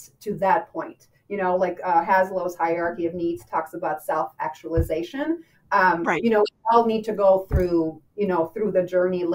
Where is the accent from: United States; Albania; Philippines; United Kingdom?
Albania; moved away; I grew up in Albania